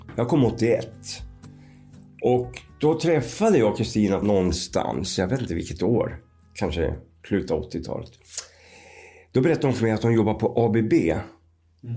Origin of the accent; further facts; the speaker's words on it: Skultuna, Västmanland, Sweden; now in Visby, Sweden; vi är ju uppväxta i Skultuna då, utanför Västerås